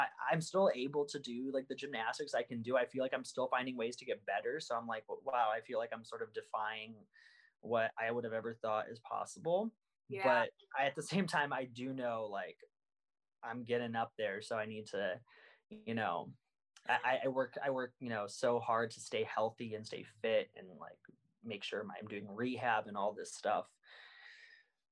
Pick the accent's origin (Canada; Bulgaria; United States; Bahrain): Bulgaria; moved away; I was born in Bulgaria.